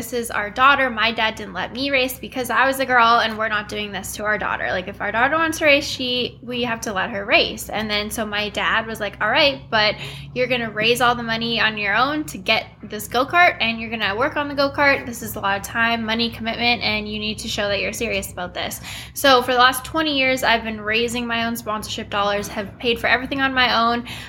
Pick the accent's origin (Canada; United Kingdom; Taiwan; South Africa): Canada; Winnipeg, Manitoba; moved away as an adult; now in North Carolina, United States; I'm from Winnipeg, Manitoba, Canada, and I now live in North Carolina.